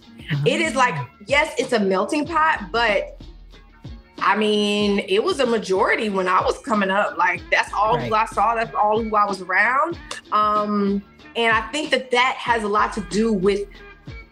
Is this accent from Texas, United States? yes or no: yes; Houston, Texas, United States; born or raised there